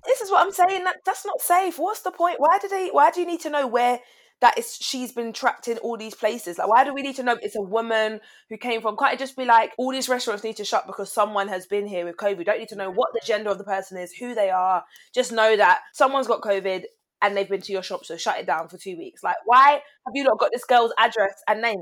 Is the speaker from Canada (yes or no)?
no; Barbados; we're from Barbados